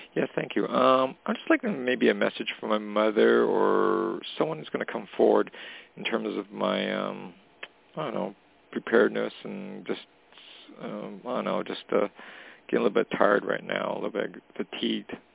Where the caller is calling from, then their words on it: Canada; calling from Canada